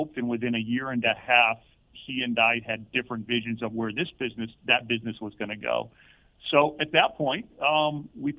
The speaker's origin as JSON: {"language": "English", "town": "East Hartford", "region": "Connecticut", "country": "United States", "tie": "born or raised there", "said": "I grew up in East Hartford"}